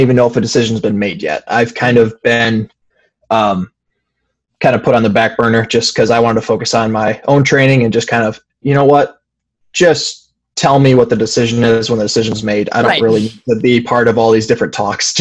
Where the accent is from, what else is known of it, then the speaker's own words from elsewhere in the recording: Fowlerville, Michigan, United States; I grew up in a small farming community in Fowlerville, Michigan